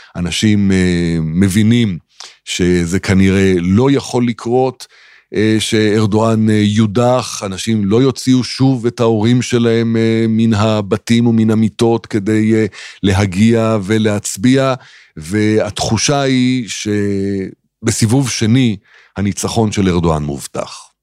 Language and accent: Hebrew; Israel; אני ישראלי